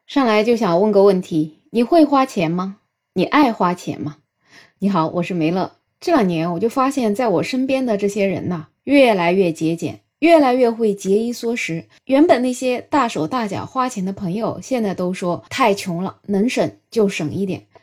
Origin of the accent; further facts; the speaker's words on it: China; 作为我们中国人的传统，也是要把钱存起来的